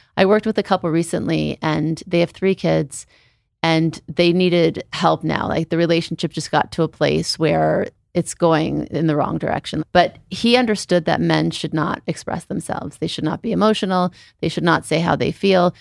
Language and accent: English; Beverly Hills, California, United States; also born or lived in New Orleans; we moved from New Orleans to Beverly Hills